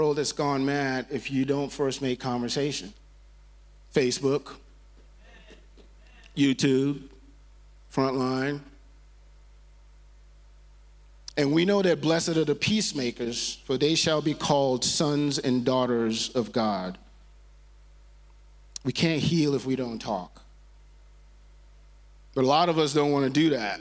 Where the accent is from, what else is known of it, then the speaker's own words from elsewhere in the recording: Nigeria; moved away; I grew up in Nigeria, in West Africa